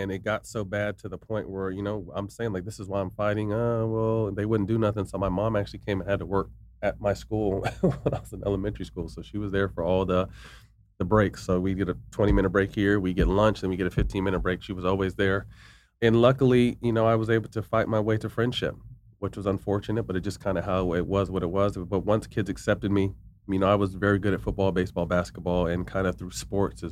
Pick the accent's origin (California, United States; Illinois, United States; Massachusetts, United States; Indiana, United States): California, United States; Sacramento; moved away as an adult; also born or lived in San Jose, California; now in Los Angeles, United States; I came to Sacramento as a third grader, but they put me back in kindergarten